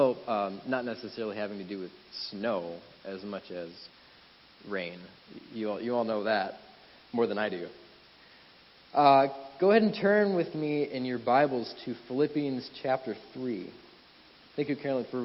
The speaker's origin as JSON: {"language": "English", "region": "Wisconsin", "country": "United States", "tie": "born or raised there", "moved": "as an adult", "said": "Wisconsin, my home state"}